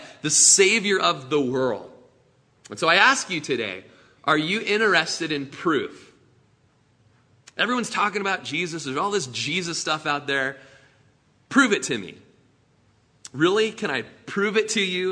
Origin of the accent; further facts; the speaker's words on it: Klamath Falls, Oregon, United States; I was born in Klamath Falls and raised in Klamath Falls